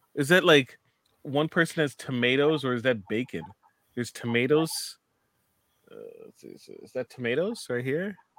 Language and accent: English; Canada; from a Canadian stand, standpoint